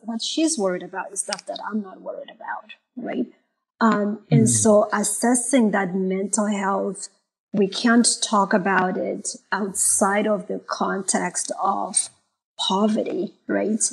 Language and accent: English; Malawi; moved away as an adult; also born or lived in Zimbabwe; now in United States; I was born in Malawi. I was raised in Zimbabwe half of my mm-hmm. life, and then moving back to to Malawi.